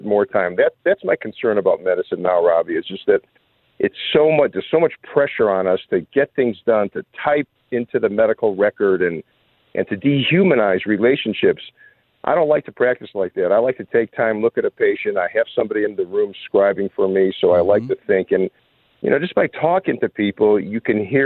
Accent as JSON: {"language": "English", "town": "Chicago", "region": "Illinois", "country": "United States", "tie": "born or raised there", "said": "I grew up in Chicago"}